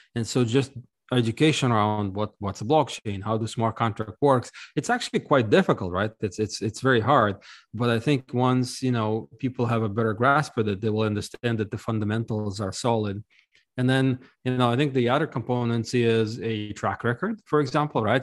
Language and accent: English; Ukraine; now in United States; I'm actually originally from Ukraine, uh, but I left a long time ago